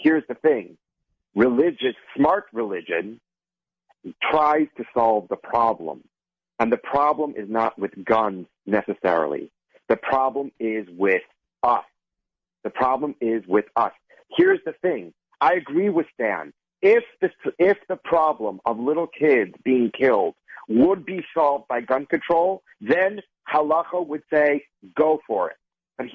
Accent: Minnesota, United States; you see, I'm from Minnesota. Not from the East Coast, thank God.

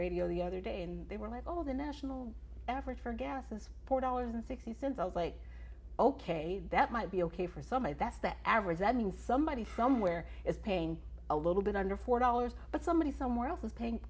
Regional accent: United States; I'm an American citizen. Mm. I grew up here. This is my home

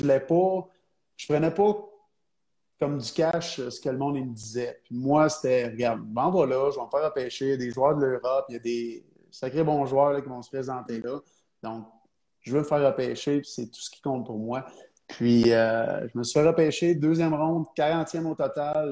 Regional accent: Trois-Rivières, Quebec, Canada; je viens de Trois-Rivières

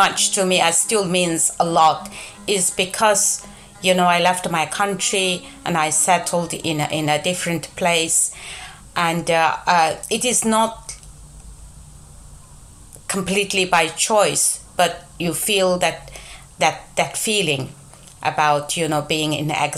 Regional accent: Yining, Xinjiang, China; English is a second language; moved away as an adult; now in United Kingdom; I am from a city called Gulja, the northern part of East Turkestan, the so-called Xinjiang

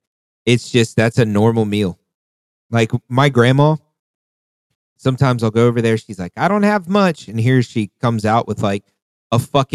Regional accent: the South, United States; But, like, you got to think that growing up in the South, the North was always richer than the South.

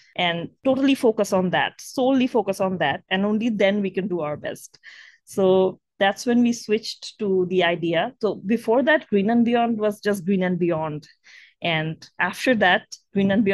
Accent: Bangladesh; we're from Bangladesh and Bangladesh is one of the most climate vulnerable countries in the world

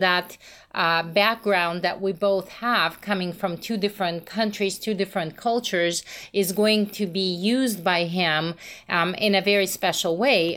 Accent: Russia; moved away; also born or lived in Moscow, Russia; I'm originally from Russia

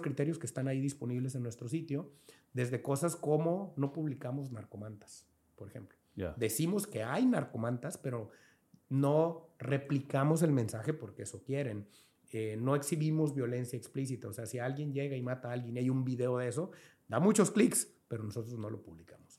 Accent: Angostura, Sinaloa, Mexico; moved away as an adult; now in Culiacán, Mexico; yo soy sinaloense, del gato de Lara, en Angostura, aquí, sí, allí crecí, mis papás.

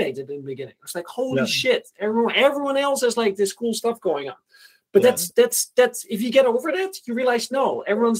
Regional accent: Netherlands; moved away as an adult; also born or lived in Groningen / Ukraine; I was from the Netherlands

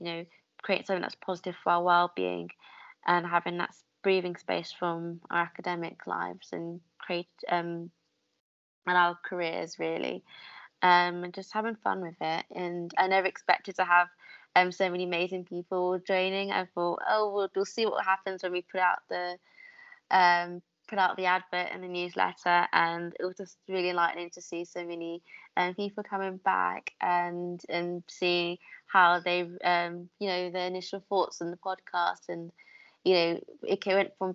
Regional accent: London, United Kingdom; also born or lived in York; as a Londoner, I ended up moving up North University, and I went to York instead

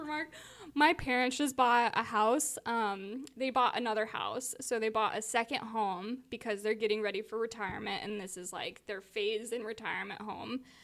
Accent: Southern California, United States; I grew up in Southern California

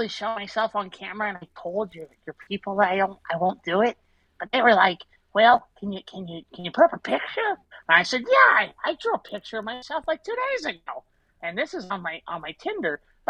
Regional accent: Fresno, California, United States; I'm from Fresno.

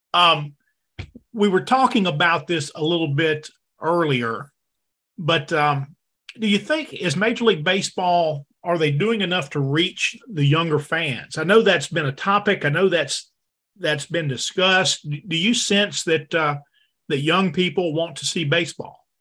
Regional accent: Denham Springs, Louisiana, United States; I grew up in Denham Springs, Louisiana

